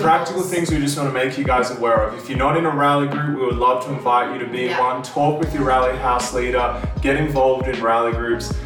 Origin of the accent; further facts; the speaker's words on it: Australia; moved away as an adult; now in Anderson, United States; We're from Australia